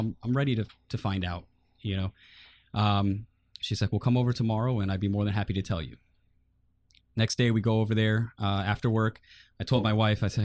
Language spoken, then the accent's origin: English; Florida, United States; also born or lived in Bridgeport, Connecticut / New Jersey; I was born in Bridgeport, Connecticut, and she had me up there and she decided, you know what, this isn't the life that I want for my son. So she got me out of there. She moved me down here to Florida